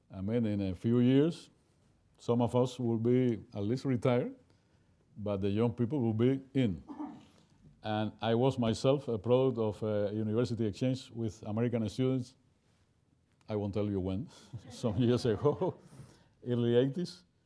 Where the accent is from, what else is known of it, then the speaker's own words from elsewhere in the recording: Cuba; I'm from Cuba